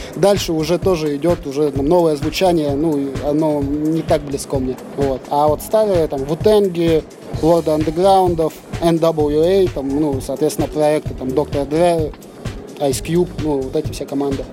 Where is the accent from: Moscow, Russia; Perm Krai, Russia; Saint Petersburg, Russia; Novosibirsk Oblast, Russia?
Novosibirsk Oblast, Russia; Novosibirsk; мы с Пашина